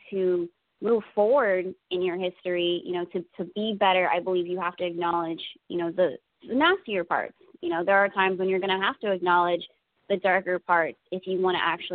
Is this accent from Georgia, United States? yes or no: no; New Jersey, United States; I'm from Jersey